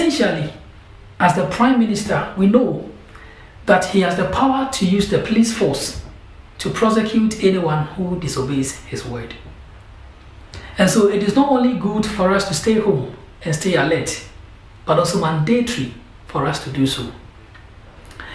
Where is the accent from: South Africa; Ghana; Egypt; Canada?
Ghana; moved away as an adult; now in London, United Kingdom; I'm from Ghana, and I'm here doing Cornhill